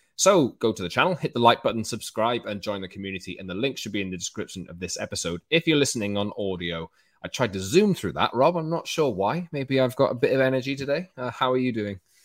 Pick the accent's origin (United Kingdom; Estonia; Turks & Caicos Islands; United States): United Kingdom; Wales; I don't know whether you can tell in my accent, I'm a Welsh man